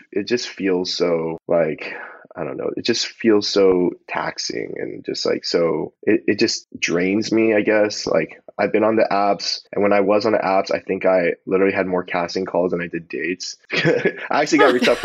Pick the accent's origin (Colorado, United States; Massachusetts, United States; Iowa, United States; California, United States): California, United States; Palos Verdes; we grew up in the same hometown, you know, like we're both from Palos Verdes.